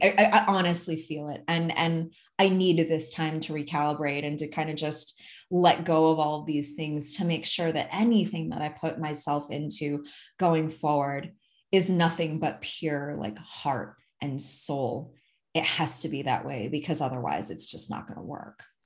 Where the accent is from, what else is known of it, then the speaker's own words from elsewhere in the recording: Ann Arbor, Michigan, United States; now in near Twin Falls, Idaho, United States; I'm originally from the Midwest and I grew up in a smaller town, but it honestly wasn't that small. Like, I grew up in a college town, um, Ann Arbor, Michigan